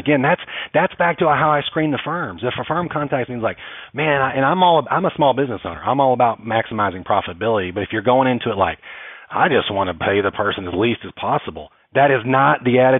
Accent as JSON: {"language": "English", "region": "Texas", "country": "United States", "said": "I was from Texas originally"}